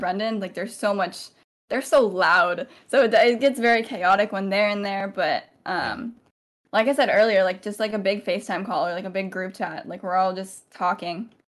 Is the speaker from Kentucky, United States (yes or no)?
no; Central Valley, California, United States; also born or lived in Montana; I've grown up in, uh, Central Valley, California, my whole life